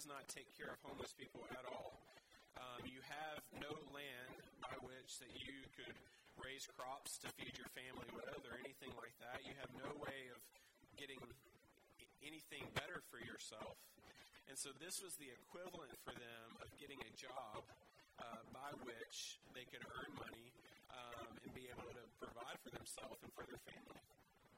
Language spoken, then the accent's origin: English; the South, United States; moved away; I grew up in the South in the States